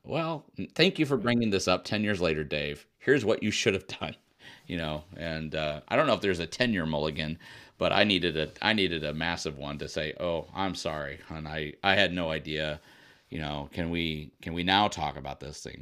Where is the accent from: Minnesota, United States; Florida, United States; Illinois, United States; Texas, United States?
Illinois, United States; moved away as an adult; also born or lived in Indiana / New Mexico; I grew up in the Midwest in, in Illinois